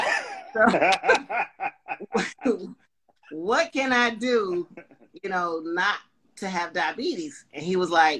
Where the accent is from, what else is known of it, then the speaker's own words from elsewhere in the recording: Panama City, Florida, United States; now in Charlotte, United States; My hometown is Panama City, Florida.